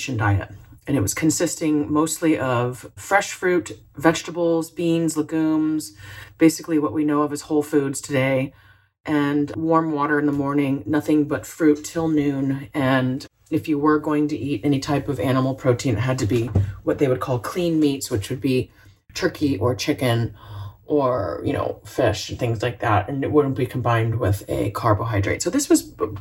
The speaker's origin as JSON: {"language": "English", "region": "Florida", "country": "United States", "tie": "born or raised there", "said": "I grew up in Florida, so we had Citrus City in our backyard"}